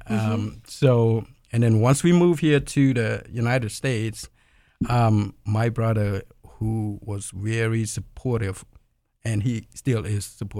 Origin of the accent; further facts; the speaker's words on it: Cambodia; moved away; I'm from Cambodia.